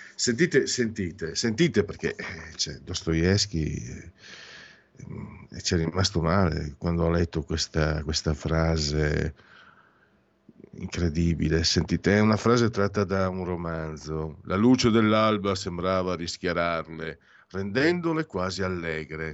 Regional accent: Italy; io vengo dal Friuli, fino, dal Veneto

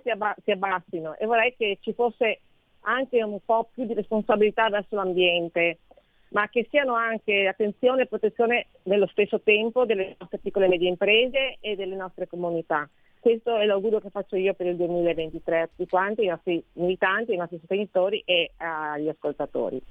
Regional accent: Veneto, Italy; da Veneta

